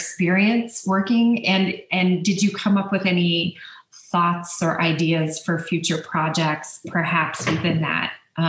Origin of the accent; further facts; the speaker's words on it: United States; as an American